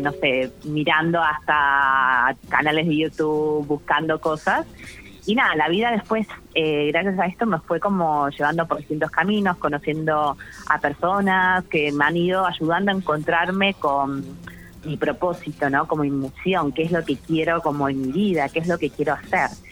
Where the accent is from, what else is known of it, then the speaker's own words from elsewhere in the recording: Argentina; en mi país